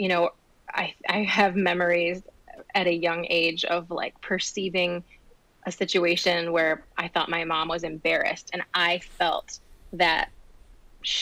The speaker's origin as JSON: {"language": "English", "town": "Holly", "region": "Michigan", "country": "United States", "tie": "born or raised there", "also_born_or_lived": "Grosse Pointe, Michigan / White Lake, Michigan / Waterford, Michigan"}